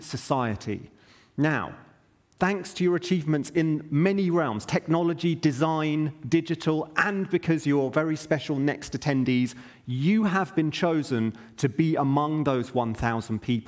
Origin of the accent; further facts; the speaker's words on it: United Kingdom; I'm British